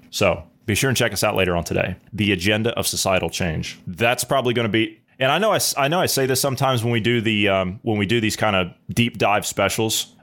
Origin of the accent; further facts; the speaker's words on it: Ohio, United States; my home state of Ohio